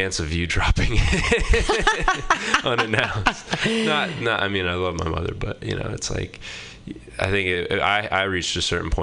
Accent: Boothbay, Maine, United States; moved away as an adult; now in Portland, United States; I grew up in Maine in a town called Booth Bay, a pretty small town

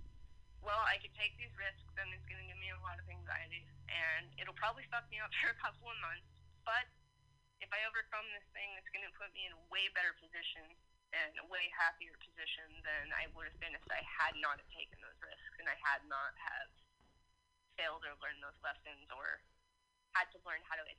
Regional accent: California, United States; moved away as an adult; also born or lived in Dallas; I grew up mainly in California

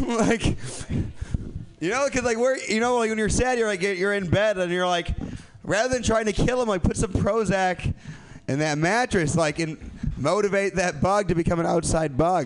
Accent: Midwest, United States; I'm from the Midwest

